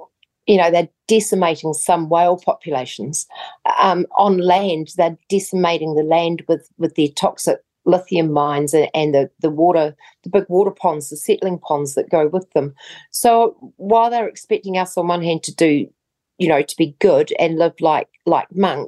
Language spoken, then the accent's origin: English; New Zealand; So as a New Zealander, you will no longer be able to just go.